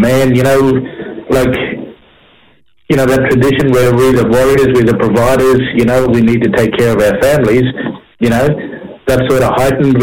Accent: Cherbourg, Queensland, Australia; people that I grew up with and that I know from, you know, from growing up in Cherbourg

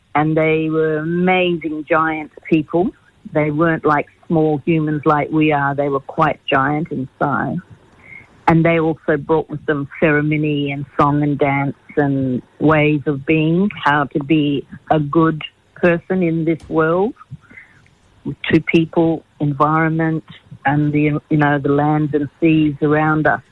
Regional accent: Australia; I'm Aboriginal. I'm proud to be an Aboriginal

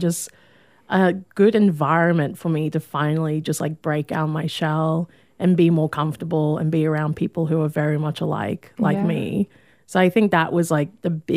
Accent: Hervey Bay, Queensland, Australia; moved away as an adult; also born or lived in Thursday Island; now in Brisbane, Australia; I spent majority of my childhood growing up in Harvey Bay

